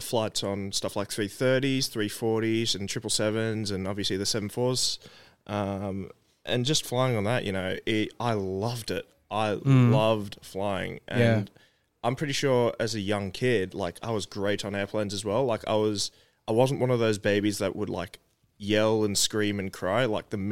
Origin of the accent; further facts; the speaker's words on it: Hong Kong; now in Melbourne, Australia; growing up in Hong Kong, it's a place where, well, it's a very small place